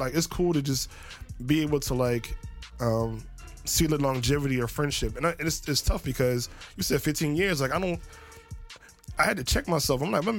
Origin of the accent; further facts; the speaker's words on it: Camden, New Jersey, United States; now in Philadelphia, United States; I grew up in Camden, so... Grew up in Camden and then came to Philly.